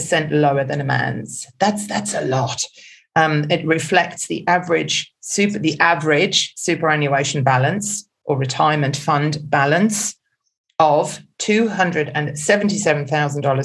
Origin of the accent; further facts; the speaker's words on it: Germany; also born or lived in England; now in Australia; I'm actually German by birth